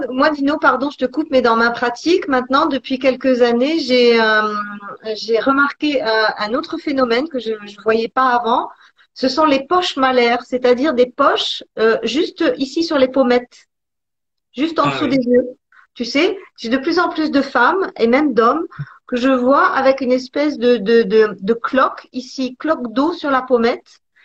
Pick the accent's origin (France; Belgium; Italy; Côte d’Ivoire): Italy; je suis italienne